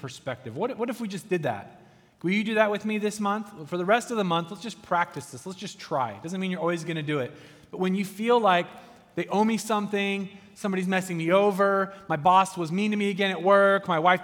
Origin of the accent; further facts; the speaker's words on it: United States; I'm an American